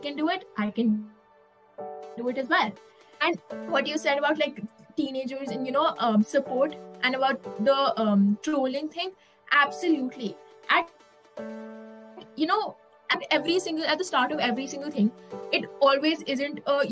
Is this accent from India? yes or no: yes; India; being an Indian